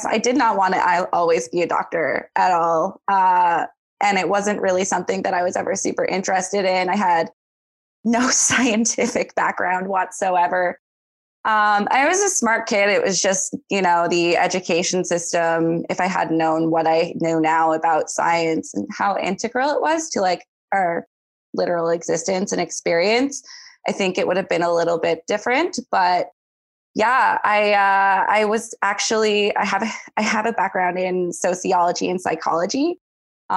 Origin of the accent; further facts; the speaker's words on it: St. John's, Newfoundland and Labrador, Canada; moved away as an adult; also born or lived in Eastern Canada; I was born and raised here in St. John's